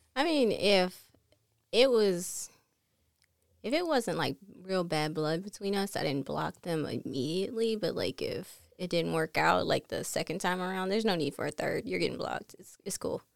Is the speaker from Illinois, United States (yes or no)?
no; Chesterfield, South Carolina, United States; I'm from Chesterfield